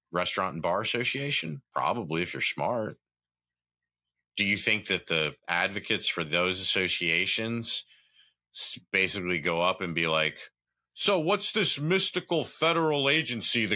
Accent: the South, United States; growing up in the South and being from the South

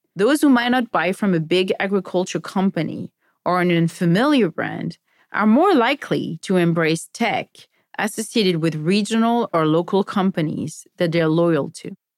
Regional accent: France; moved away as an adult; now in United States; Growing up in France

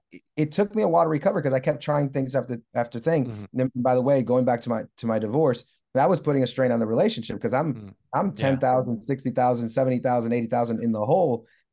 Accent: Puerto Rico; I grew up in a very modest, maybe lower income home. I grew up in Puerto Rico. We didn't have a lot.

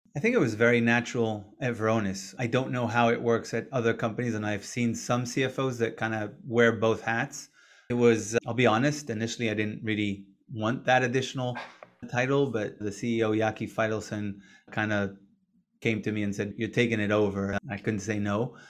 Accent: Israel; moved away as an adult; also born or lived in Boston, United States; I was born and raised in Israel.

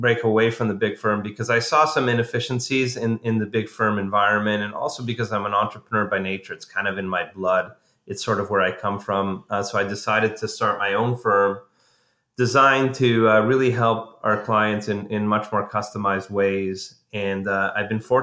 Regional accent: Montreal, Quebec, Canada; I'm a Canadian by background. I grew up in Montreal

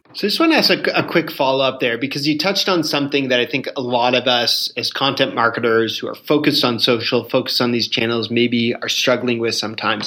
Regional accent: Canada; as a Canadian

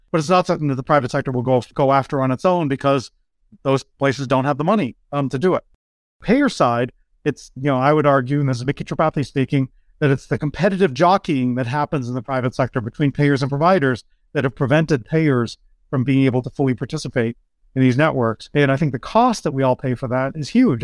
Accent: outside Lowell, Massachusetts, United States; I grew up in Massachusetts. Grew up on the border of New Hampshire, um, right outside of Lowell, Mass

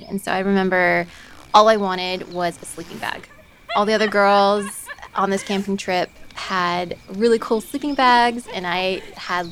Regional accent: Roswell, Georgia, United States; moved away as an adult; now in Fairbanks, United States; I grew up in Roswell, Georgia

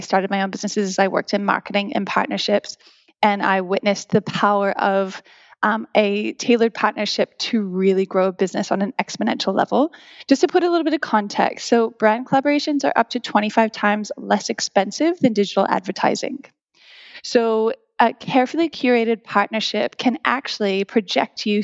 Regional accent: New Zealand; moved away as an adult; also born or lived in New Mexico, United States / Australia; now in Sydney, Australia; I was born in New Mexico. I was raised in New Zealand. And then I essentially came to Australia when I was 21

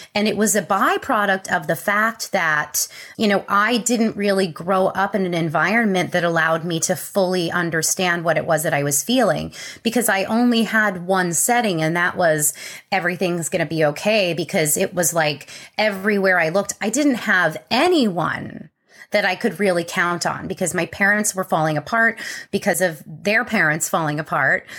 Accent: Connecticut, United States; I was born in Connecticut. I grew up in a wonderful family

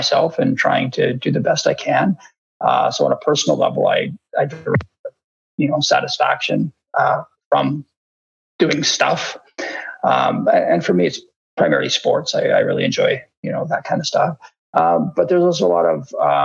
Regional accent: Vernon, British Columbia, Canada; I grew up in Vernon

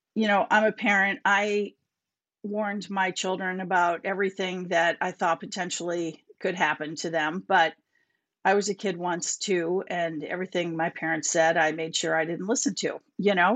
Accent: Minnetonka, Minnesota, United States; moved away as an adult; also born or lived in Boston; now in Winchester, United States; I grew up in Minnesota, Minnetonka, Minnesota. Moved to Boston, um, after college

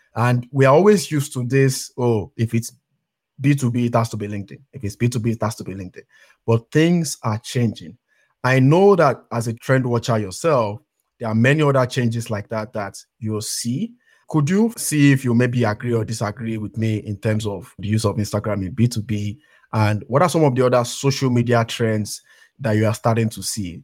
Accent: Nigeria; I come from Nigeria

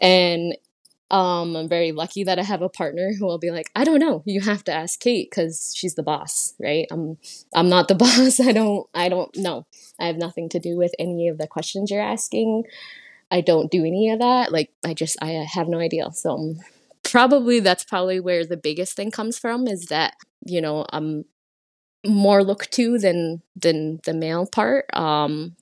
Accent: Six Nations of the Grand River, Ontario, Canada; also born or lived in London, Ontario / Brantford, Ontario; I'm from the Onondaga Nation, but I've come from the Haudenosaunee people

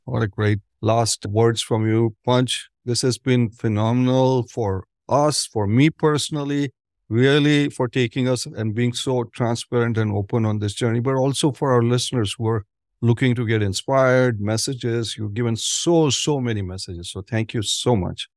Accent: Ahmedabad, Gujarat, India; moved away; I'm originally from Ahmedabad, Punj.

